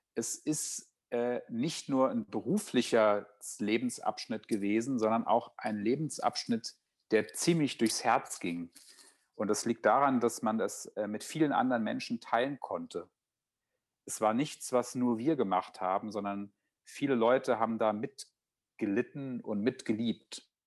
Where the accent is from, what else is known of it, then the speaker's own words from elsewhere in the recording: Friedberg, Hesse, Germany; moved away; nach zehn Jahren Wanderschaft hatte ich das Bedürfnis, wieder in die Heimat zurückzukehren